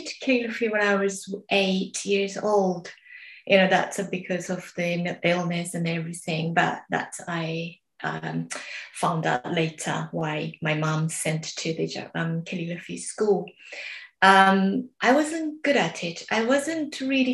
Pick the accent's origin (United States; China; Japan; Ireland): Japan; English is a second language; moved away; in Japan, my hometown